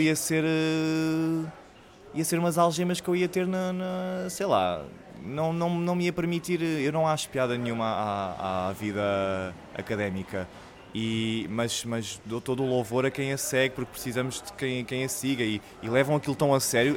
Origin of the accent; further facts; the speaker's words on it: Lisbon, Portugal; Eu cresci na Madragoa, não é? Fui da maternidade diretamente para a Madragoa.